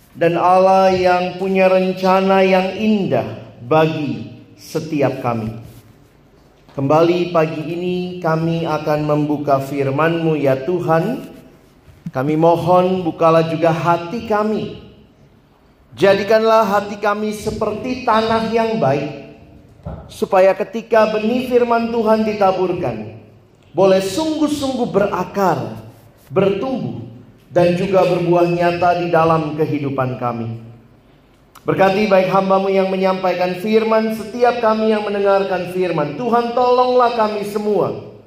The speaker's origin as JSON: {"language": "Indonesian", "town": "Makassar", "region": "South Sulawesi", "country": "Indonesia", "tie": "born or raised there", "also_born_or_lived": "Ambon / Manado", "moved": "yes", "lives_now": "Jakarta, Indonesia", "said": "saya lahir besar di Makassar."}